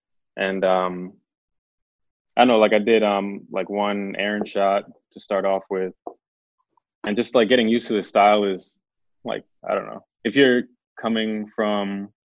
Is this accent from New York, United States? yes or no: yes; New York City, New York, United States; He's a mixed kid. I'm a mixed guy from the Bronx.